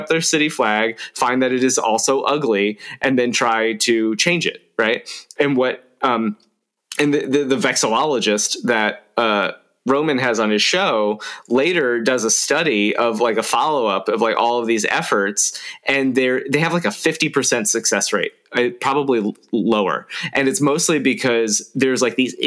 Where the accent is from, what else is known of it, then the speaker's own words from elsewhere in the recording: South Florida, United States; now in Troy, New York, United States; I grew up in South Florida